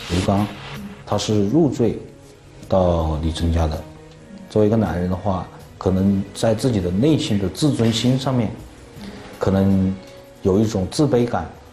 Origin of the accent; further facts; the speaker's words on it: Lianyuan, Hunan, China; accent: Lianyuan dialect; 我们使用我们连员的本地方言跟他交流